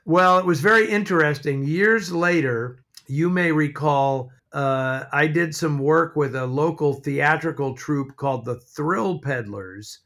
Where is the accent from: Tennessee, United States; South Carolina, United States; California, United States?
California, United States; San Francisco; I grew up in San Francisco